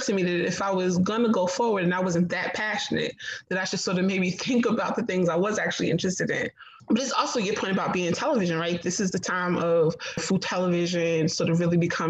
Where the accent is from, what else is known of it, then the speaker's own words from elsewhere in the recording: North New Jersey, United States; moved away as an adult; also born or lived in Providence; now in Charleston, United States; I grew up in North New Jersey.